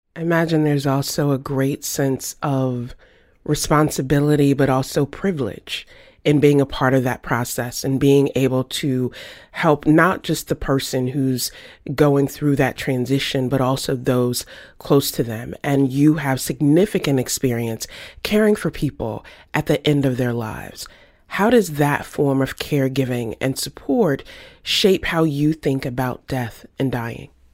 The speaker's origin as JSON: {"language": "English", "region": "the South", "country": "United States", "tie": "born or raised there", "said": "I grew up in the South."}